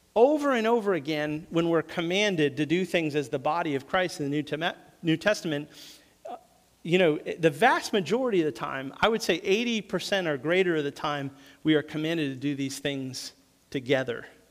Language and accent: English; New England, United States; moved away; also born or lived in the South; Growing up in New England, we didn't have